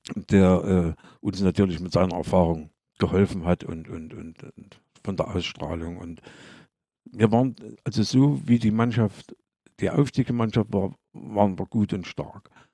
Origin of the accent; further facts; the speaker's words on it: Bad Lobenstein, Thuringia, Germany; moved away as an adult; also born or lived in Aue / Gera; ich als Lobensteiner, als Thüringer im Erzgebirge.